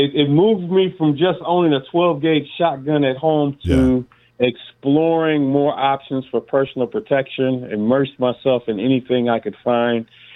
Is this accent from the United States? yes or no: yes; Detroit, Michigan, United States; also born or lived in Evansville, Indiana; Native Detroiter, man. I've lived my entire life here, except for that 1 year, I believe it was like third grade, I attended Howard Roosa Elementary in Evansville, Indiana